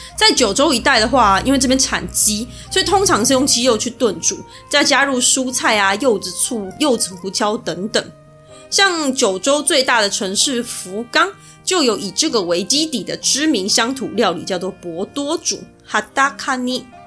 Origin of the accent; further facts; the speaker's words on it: Taiwan; 我就是火锅王国出生的正统台湾人